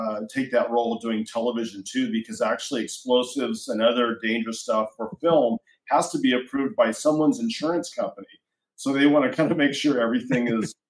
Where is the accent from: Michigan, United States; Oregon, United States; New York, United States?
Oregon, United States; in Oregon, in my home state